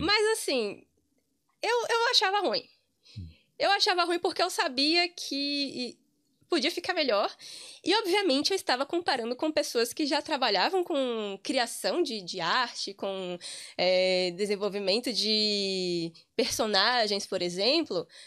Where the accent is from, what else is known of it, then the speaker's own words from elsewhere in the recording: Amargosa, Bahia, Brazil; moved away as an adult; also born or lived in Cachoeira, Bahia / Santo Antônio de Jesus, Bahia; now in Ireland; eu sou de uma cidade muito pequena do interior da Bahia, chamada Amargosa